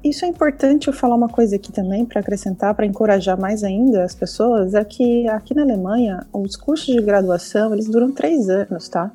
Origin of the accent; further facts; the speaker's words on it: Brazil; moved away as an adult; quando eu saí do Brasil